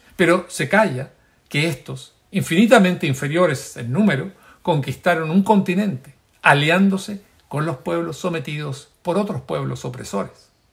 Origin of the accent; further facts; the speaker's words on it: Chile; como un chileno más